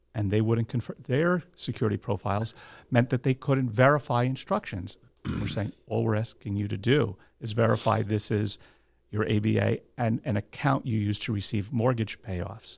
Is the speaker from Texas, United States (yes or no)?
no; New Jersey, United States; also born or lived in Monmouth County, New Jersey; born and bred in New Jersey